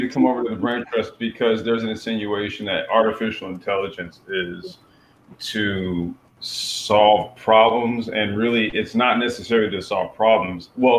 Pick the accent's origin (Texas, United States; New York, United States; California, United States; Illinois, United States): California, United States; yeah, I grew up in Central Cal for a short time, so I became a 49ers fan when I was a kid